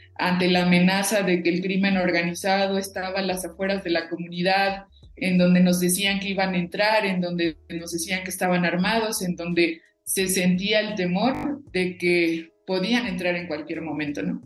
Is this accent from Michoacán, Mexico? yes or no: yes; Cherán, Michoacán, Mexico; first language Purépecha; Spanish is a second language; nuestra lengua materna